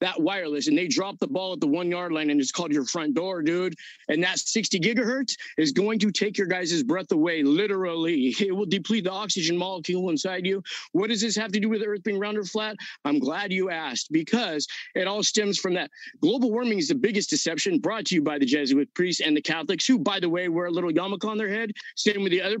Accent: Southern California, United States; I'm from Southern California

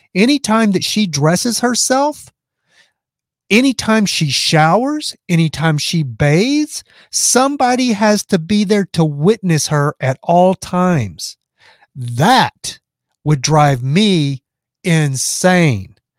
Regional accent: Texas, United States; I'm from Texas

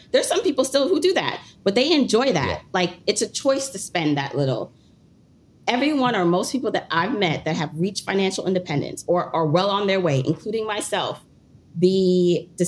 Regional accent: Jamaica; moved away; We came to this country. I'm from originally from Jamaica

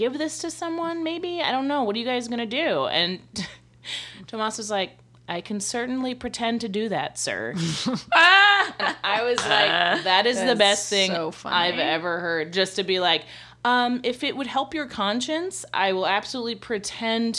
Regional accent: the South, United States; moved away; we're from the South, so we all have these, like, very, like, Southern

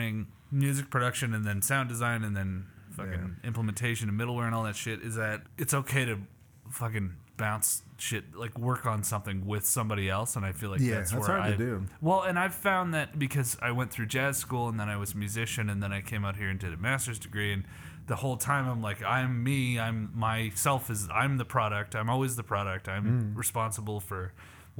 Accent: Canada; now in Las Vegas, United States; I'm already Canadian

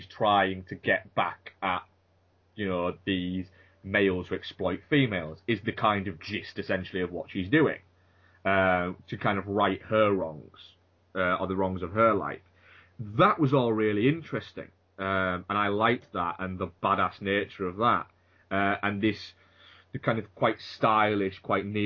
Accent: United Kingdom; I'm British

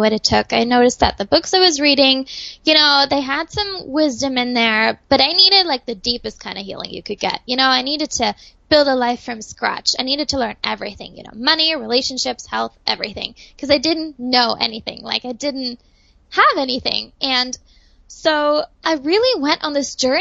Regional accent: Germany; moved away; I was growing up in Germany

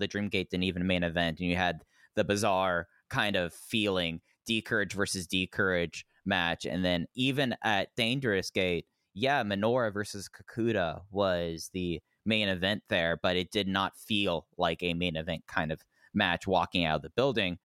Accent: Dallas, Texas, United States; as a kid, and growing up in Dallas, Fort Worth

